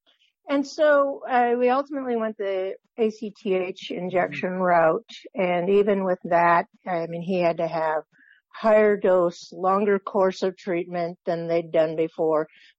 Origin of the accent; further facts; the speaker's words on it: Wisconsin, United States; now in Scottsdale, United States; No, I'm in Scottsdale, Arizona. I'm from Wisconsin.